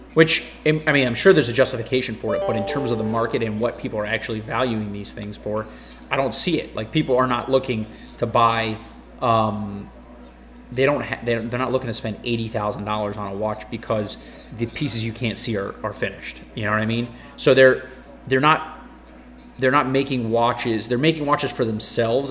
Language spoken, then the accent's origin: English; United States; a stupid American